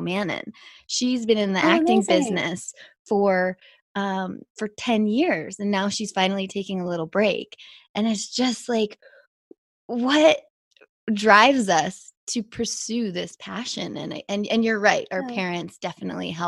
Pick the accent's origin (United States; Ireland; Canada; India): Canada; Whistler, British Columbia; also born or lived in Toronto; I grew up partly in Toronto. In the age of 12, I moved to Whistler